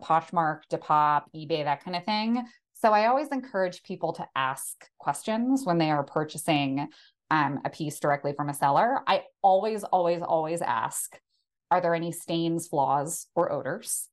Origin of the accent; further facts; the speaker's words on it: outside of Philadelphia, Pennsylvania, United States; I grew up outside of Philadelphia